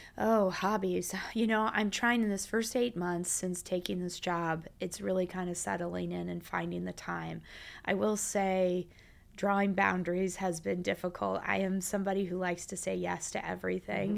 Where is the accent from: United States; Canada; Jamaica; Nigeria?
United States; Champaign, Illinois; I'm from the Midwest